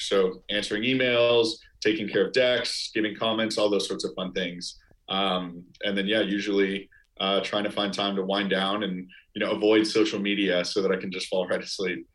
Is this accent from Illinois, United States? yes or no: yes; outside of Chicago, Illinois, United States; now in New York, United States; I've got a group of friends that I grew up with outside of Chicago